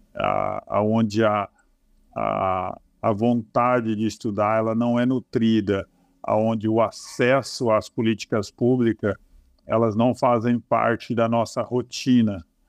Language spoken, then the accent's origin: Portuguese; Marialva, Paraná, Brazil; Eu sou oriundo do norte do estado do Paraná, né? Nasci na cidade de Marialva